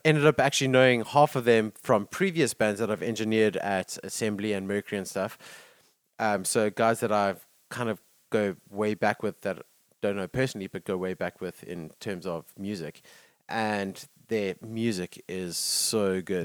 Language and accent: English; South Africa; as South African